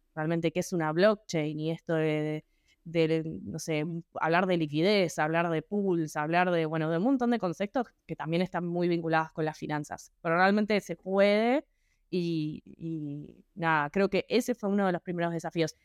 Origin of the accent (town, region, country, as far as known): Argentina